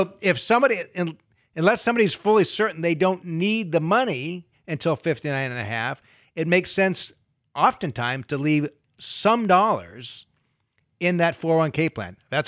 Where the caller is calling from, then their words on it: Sacramento, California, United States; Yeah, Sacramento.